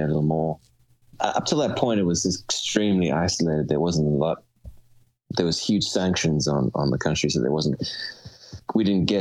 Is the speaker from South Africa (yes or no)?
yes; Cape Town, Western Cape, South Africa; moved away; I grew up in Cape Town